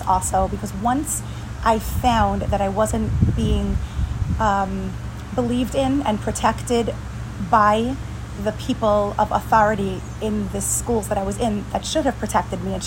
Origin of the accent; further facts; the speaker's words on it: New York City, New York, United States; also born or lived in Israel / Mexico / San Diego; now in Miami, United States; I grew up in Brooklyn, New York.